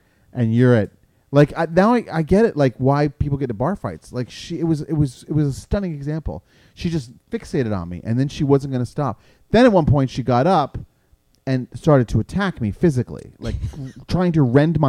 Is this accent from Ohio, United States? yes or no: no; New York, United States; moved away; I'm from New York